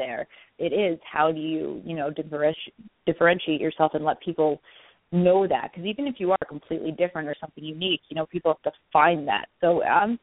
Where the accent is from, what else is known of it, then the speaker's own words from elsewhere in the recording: New York, United States; I'm from New York, so this is my home